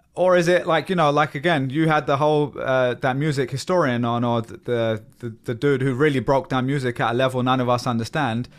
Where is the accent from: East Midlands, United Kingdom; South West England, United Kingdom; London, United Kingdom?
London, United Kingdom; moved away as an adult; now in United States; I've lived in America for 10 years and I grew up in London.